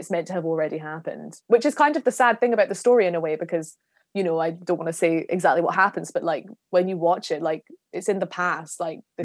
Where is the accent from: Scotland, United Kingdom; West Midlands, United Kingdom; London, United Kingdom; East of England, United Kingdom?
Scotland, United Kingdom; Glasgow; I'm from Scotland